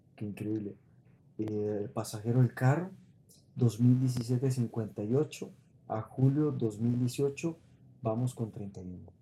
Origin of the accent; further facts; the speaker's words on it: San Pedro, San José, Costa Rica; yo soy de aquí de San Pedro